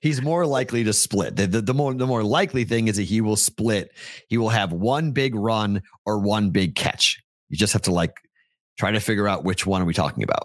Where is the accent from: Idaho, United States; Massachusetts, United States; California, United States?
Massachusetts, United States; Andover; Andover, Mass. My hometown